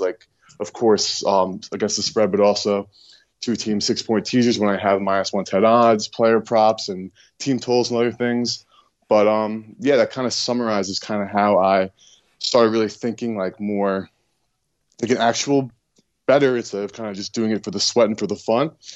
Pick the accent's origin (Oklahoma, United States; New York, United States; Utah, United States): New York, United States; born and raised in New York, and have actually lived in New York my entire life.